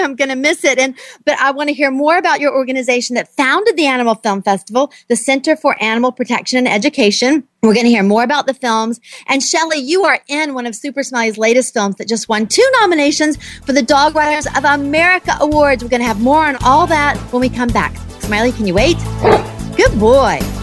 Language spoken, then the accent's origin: English; Southern, United States; accent: Southern; I'm in North Carolina. I hear my Southern accent coming out